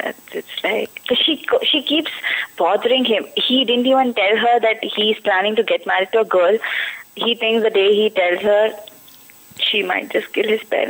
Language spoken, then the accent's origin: English; Delhi, India; moved away as an adult; now in Hyderabad, India; I stay in Delhi, but like my hometown is Delhi, but I am in Hyderabad right now.